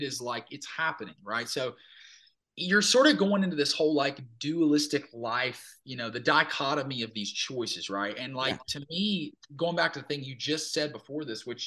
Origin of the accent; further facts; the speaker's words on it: Minden / Cotton Valley, Louisiana, United States; moved away as an adult; now in Nashville, United States; I had a huge like affinity for my hometown. Like I loved my hometown. And I always thought I was going to move back. I was like, I'll move back to like Minden or something, or right up the road from Cotton Valley